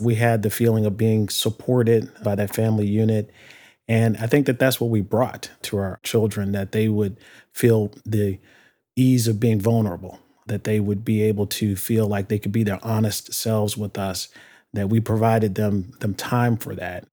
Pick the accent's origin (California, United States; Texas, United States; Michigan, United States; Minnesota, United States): Michigan, United States; Detroit; I grew up in Detroit